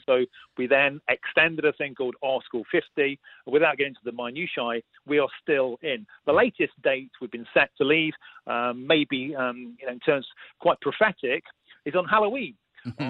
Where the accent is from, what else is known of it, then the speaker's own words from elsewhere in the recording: United Kingdom; I was being typically British about it